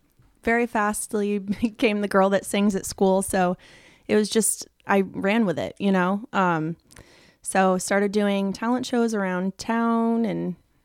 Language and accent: English; Nashville, Tennessee, United States; born there; So I was born in Nashville, 1995.